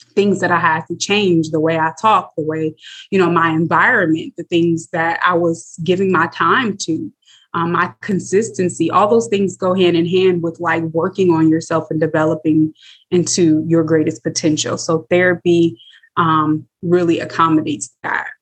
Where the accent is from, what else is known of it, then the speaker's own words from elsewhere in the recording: South Bend, Indiana, United States; born and raised in South Bend, Indiana.